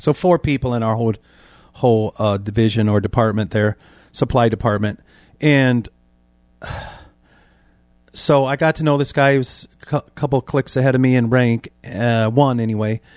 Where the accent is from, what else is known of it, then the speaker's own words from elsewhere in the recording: Warsaw, Indiana, United States; I was born in December nineteen sixty-four, Warsaw, Indiana is my birthplace